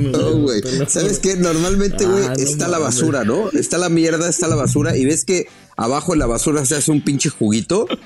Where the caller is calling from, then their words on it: Melbourne, Victoria, Australia; desde Melbourne, Australia.